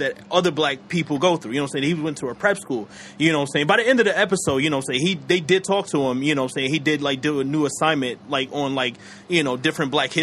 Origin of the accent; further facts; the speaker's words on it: the South, United States; that's where I come from, because I grew up in the South